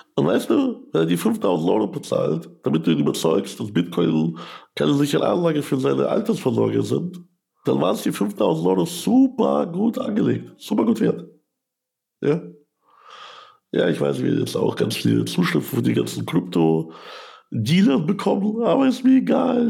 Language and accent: German; Ukraine; also born or lived in Germany; now in Landshut, Germany; ich komme aus der Ukraine.